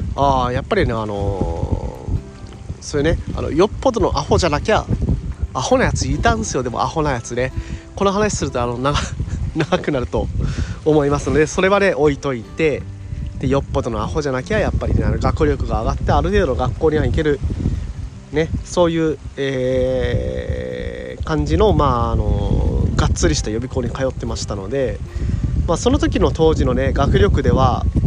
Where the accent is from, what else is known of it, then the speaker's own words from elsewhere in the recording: Kyushu, Japan; moved away as an adult; now in Okinawa, Japan; 地元の宮崎大学大分大学ねとかまあいろいろねあの地元の近くの大学も